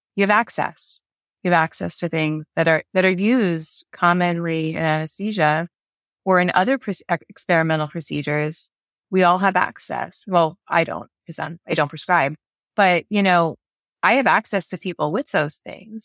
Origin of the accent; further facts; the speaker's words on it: New York, United States; moved away; also born or lived in Maryland; I'm originally from New York